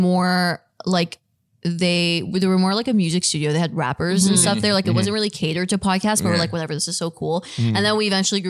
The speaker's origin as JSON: {"language": "English", "town": "Toronto", "region": "Ontario", "country": "Canada", "tie": "born or raised there", "also_born_or_lived": "Richmond Hill", "said": "We're actually from Toronto. And then we moved up to Richmond Hill like when we were a bit older."}